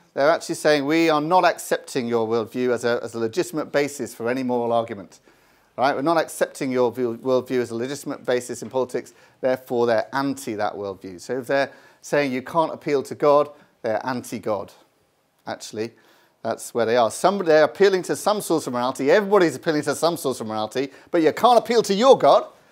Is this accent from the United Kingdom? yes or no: yes; United Kingdom; I'm from Britain